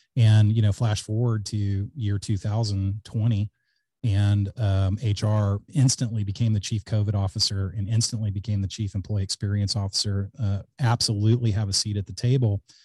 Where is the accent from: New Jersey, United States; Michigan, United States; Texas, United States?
Texas, United States; Alice; also born or lived in Georgetown, Texas / Austin, Texas; I grew up in Alice, Texas, which is a small town in, uh, South Texas